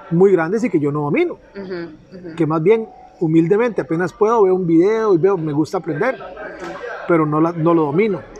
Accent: Puerto Jiménez, Puntarenas, Costa Rica; also born or lived in Pérez Zeledón; Yo eh, nací aquí en Pérez Celedón, nos fuimos para Puerto Jiménez. Y me gradué a mucha honra de la Escuela Saturnino Cedeño

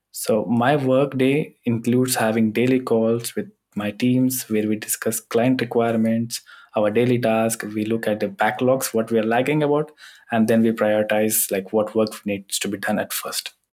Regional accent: India; now in Germany; as I'm coming from India

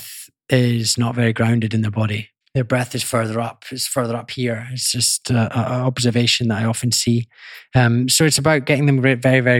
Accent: Scotland, United Kingdom; I grew up in Scotland

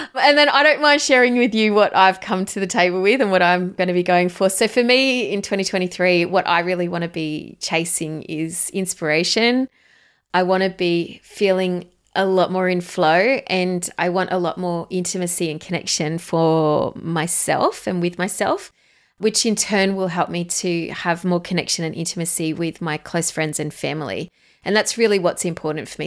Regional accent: Australia; accent: Australian; You can hear it in my accent if you haven't heard, listened to us do before. I am an Aussie girl.

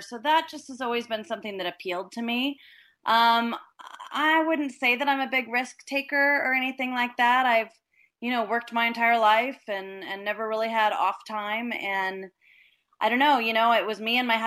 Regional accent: Los Angeles, California, United States; moved away as an adult; now in Costa Rica; I was from Los Angeles, California, so I had a very stressful life

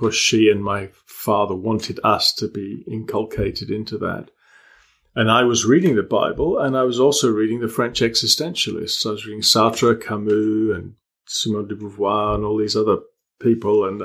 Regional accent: Malta; also born or lived in England; now in United Kingdom; I grew up in Malta, and when I came back to England, it was very abrupt.

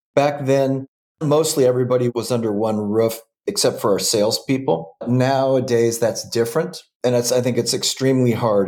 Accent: Southern California, United States; also born or lived in Washington State; I was born and raised in in Southern California.

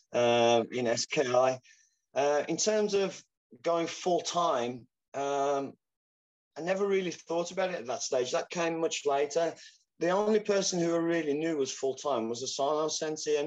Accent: Wolverhampton, West Midlands, United Kingdom; We had UKF world champions from my hometown, Jerome Atkinson, Mike Salesman, fantastic competitors

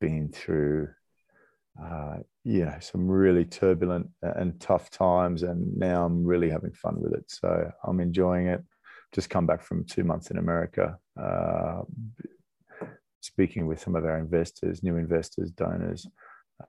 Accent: Australia; moved away; I grew up in Australia

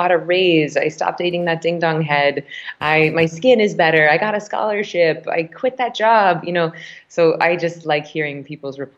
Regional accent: Tallahassee, Florida, United States; moved away; I grew up in Tallahassee, Florida, about 7 minutes from the Georgia line

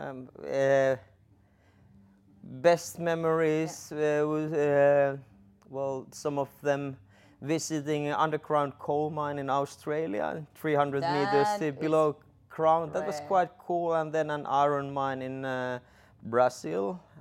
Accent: Lapland, Finland; English is a second language; So I'm originally from Sami reindeer herding family, north from Inari

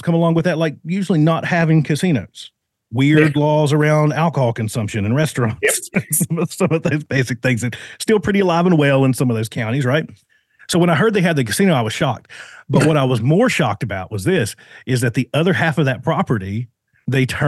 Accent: Richlands, Virginia, United States; moved away as an adult; also born or lived in Martinsburg, West Virginia; raised, kind of spent my younger, my more formative years right outside of a little town called Richlands, Virginia

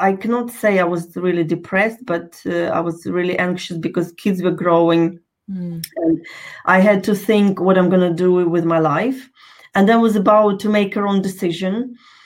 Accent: Ukraine; moved away; I was born in Ukraine, in case you're wondering what's up with my accent.

